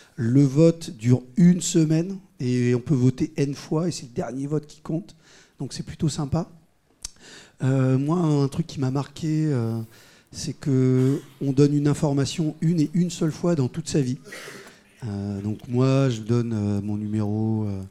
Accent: Paris, Île-de-France, France; je suis paris intramurose, intramuros

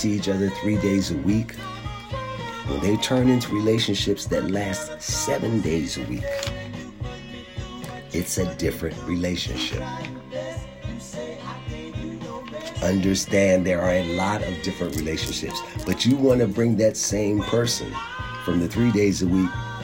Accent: Philadelphia, Pennsylvania, United States; Growing up in Philadelphia, I learned to compartmentalize before I knew what I was doing

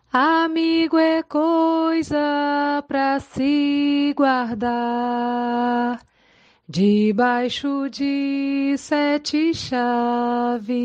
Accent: Ubá, Minas Gerais, Brazil; Eu sou mineira de Ubá

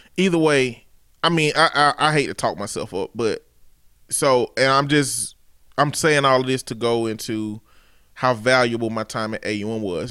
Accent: Chambers County, Alabama, United States; I'm from the Chambers County area

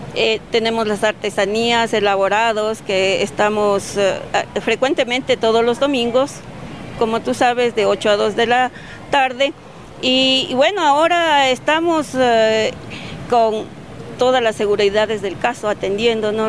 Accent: Latacunga, Cotopaxi, Ecuador; venimos de la Tacunga, estamos al pie de los Ilinizas en un sitio que se llama Tuacaso

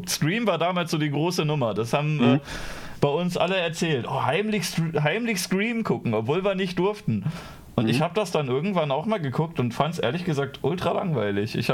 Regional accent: Düsseldorf, North Rhine-Westphalia, Germany; Ich bin Düsseldorfer.

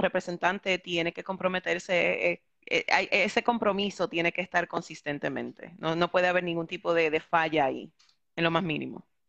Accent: New York, United States; moved away as an adult; also born or lived in Puerto Rico; now in San Juan, Puerto Rico; yo originalmente nací y me crié en Nueva York. Yo llevo en Puerto Rico 11 años viviendo

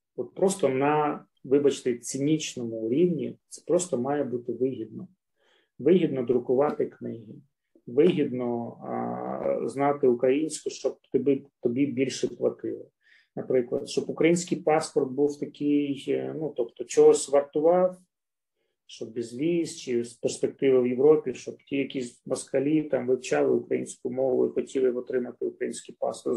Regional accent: Luhansk, Luhansk Oblast, Ukraine; я з Луганська

